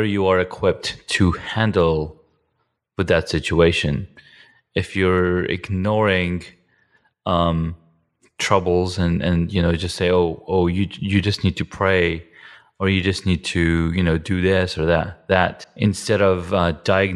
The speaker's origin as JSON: {"language": "English", "country": "Saudi Arabia", "tie": "born or raised there", "also_born_or_lived": "Iran", "moved": "as an adult", "lives_now": "United States", "said": "I grew up in Saudi from age 7 to 19, and then I came to the States."}